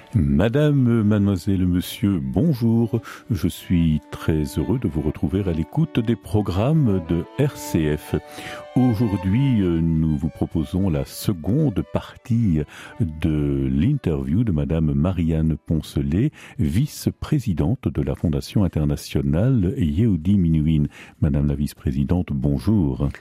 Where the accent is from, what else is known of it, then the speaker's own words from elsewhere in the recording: Belgium; chez nous en Belgique